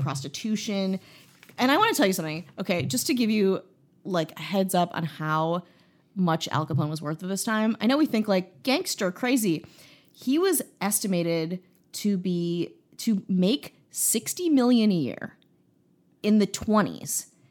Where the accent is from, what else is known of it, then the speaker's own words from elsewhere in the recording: Midwest, United States; moved away; also born or lived in Chicago; I'm from the Midwest, so it feels like home